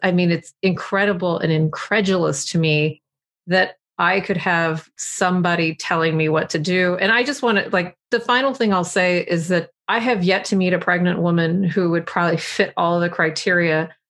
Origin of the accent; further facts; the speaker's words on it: Texas, United States; since I'm from Texas and you know Texas well